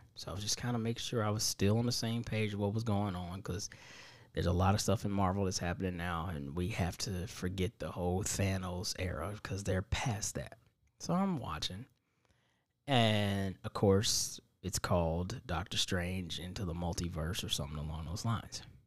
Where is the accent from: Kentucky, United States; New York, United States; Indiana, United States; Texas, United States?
Indiana, United States; I'm from Indiana